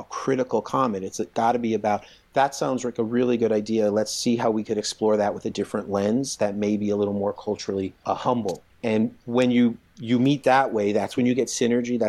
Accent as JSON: {"language": "English", "region": "East Coast", "country": "United States", "tie": "born or raised there", "said": "I grew up in the East Coast"}